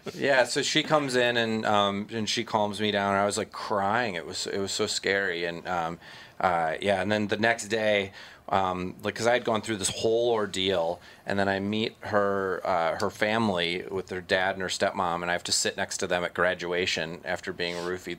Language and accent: English; Minnesota, United States; I'm so Minnesotan.